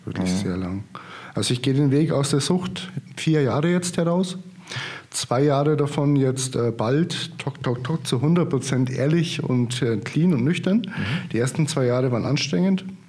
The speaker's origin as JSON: {"language": "German", "town": "Marktredwitz", "region": "Bavaria", "country": "Germany", "tie": "born or raised there", "also_born_or_lived": "Würzburg", "moved": "yes", "lives_now": "Potsdam, Germany", "said": "bin aber auch gebürtiger Oberfranke, also 30 Kilometer südlich von Hof ähm, mhm. aus Marktredwitz. Geboren und aufgewachsen"}